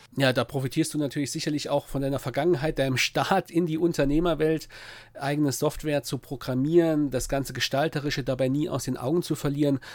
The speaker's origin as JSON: {"language": "German", "area": "Saarpfalz-Kreis", "region": "Saarland", "country": "Germany", "tie": "born or raised there", "said": "Heimat ist natürlich dort, wo ich geboren bin, im Saarland, ja, im Saarpfalzkreis, wo ich aufgewachsen bin"}